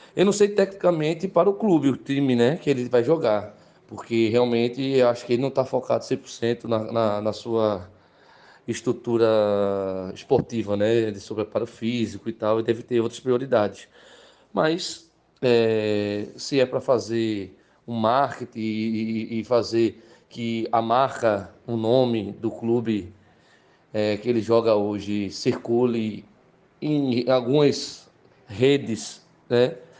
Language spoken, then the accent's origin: Portuguese; Olinda, Pernambuco, Brazil; sou de Olinda, Pernambuco